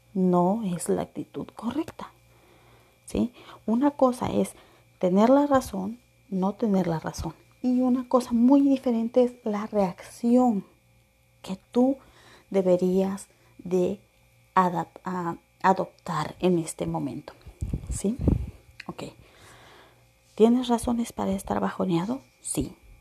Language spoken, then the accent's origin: Spanish; Acapulco, Guerrero, Mexico; moved away; also born or lived in Veracruz; nací en el bello Veracruz, crecí en Acapulco